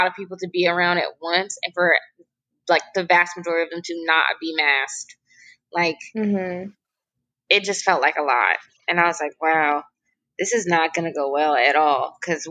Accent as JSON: {"language": "English", "country": "United States"}